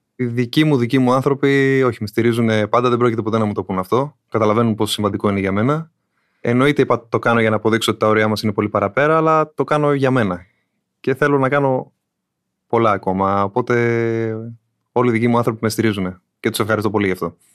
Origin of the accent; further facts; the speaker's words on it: Athens, Attica, Greece; Δεν είμαι από νησί, από την Αθήνα είμαι